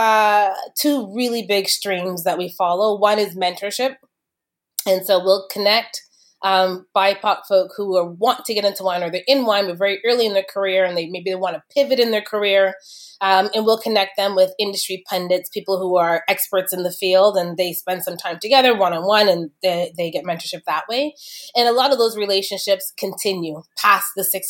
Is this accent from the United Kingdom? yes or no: no; Kitchener, Ontario, Canada; I grew up in Kitchener-Waterloo back when I was growing up in Kitchener, it wasn't a lot of multiculturalism there